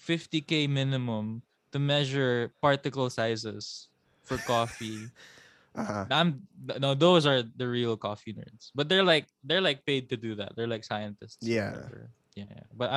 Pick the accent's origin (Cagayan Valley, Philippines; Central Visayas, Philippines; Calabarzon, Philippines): Calabarzon, Philippines; I was born in Cavite